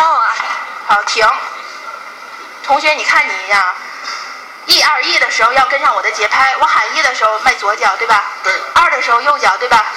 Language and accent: Chinese; Tianjin, China; 我是一个土生土长的天津人